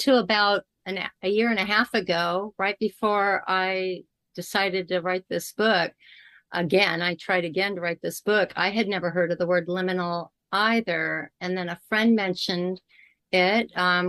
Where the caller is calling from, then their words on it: California, United States; I am in Southern California right now with Grandmother Ocean, not that far from me.